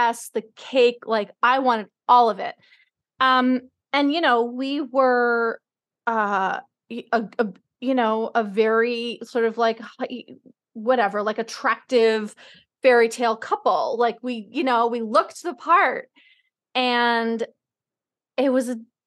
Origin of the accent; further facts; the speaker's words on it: New York City, New York, United States; I grew up in New York City